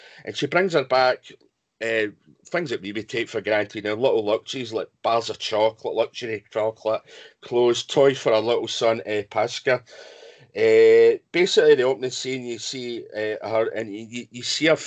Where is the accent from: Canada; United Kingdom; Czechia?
United Kingdom; Scotland; I'm Scottish